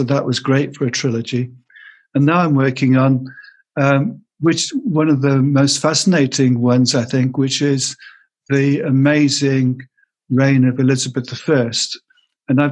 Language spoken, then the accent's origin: English; Pembroke, Wales, United Kingdom; I'm a full-time author living in Tudor, Wales in Pembrokeshire. And I was born in Pembroke